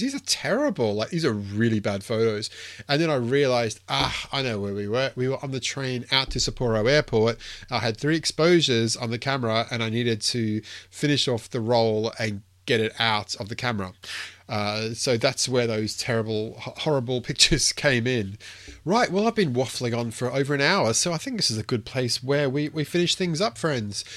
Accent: Queensland, Australia; me being a, being a Queenslander

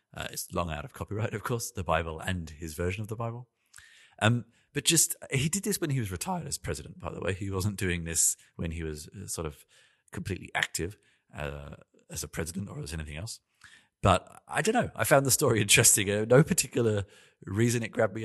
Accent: London, United Kingdom; also born or lived in Melbourne, Australia; now in Berlin, Germany; I live in Berlin, in Germany. I've, I was born in London. I lived in Melbourne, in Australia.

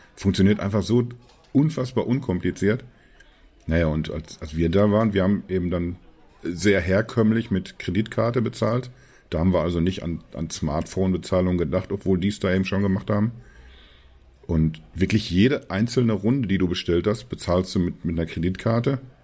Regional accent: Germany; als, als Deutsche

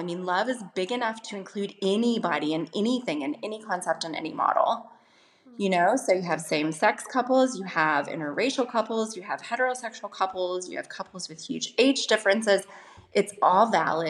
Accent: the Bible Belt, United States; I grew up in the Bible Belt in the States

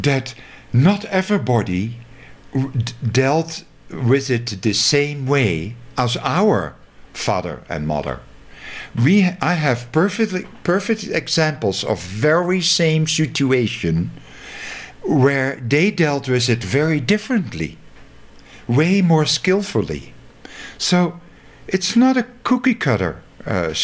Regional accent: Breda, North Brabant, Netherlands; moved away as an adult; now in Crestone, United States; my mom was born in Zundert, which is near Breda, my hometown

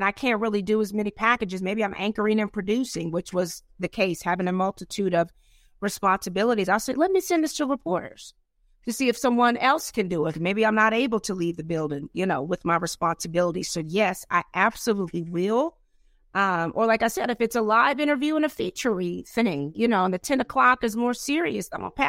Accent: the South, United States; Yeah, because, you know, I'm from the South. So as you know, you Tennessee, I'm right next door to Kentucky.

